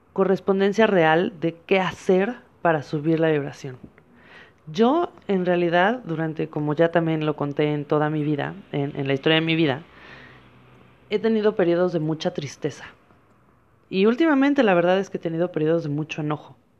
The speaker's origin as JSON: {"language": "Spanish", "country": "Mexico", "said": "yo soy una mujer mexicana"}